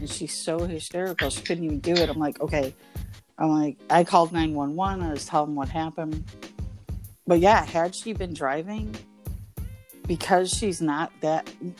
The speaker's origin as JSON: {"language": "English", "town": "Chicago", "region": "Illinois", "country": "United States", "also_born_or_lived": "Oklahoma / Florida", "moved": "yes", "said": "I'm from Chicago"}